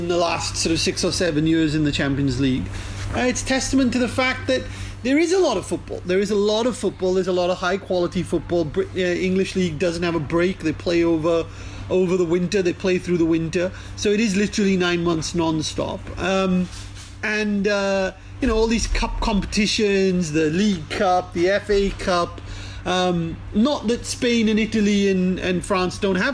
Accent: India; growing up in India

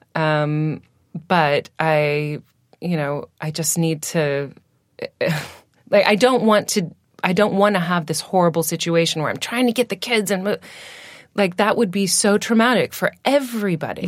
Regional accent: Washington, United States; accent: American; moved away as an adult; now in United Kingdom; I'm from, um, Washington State

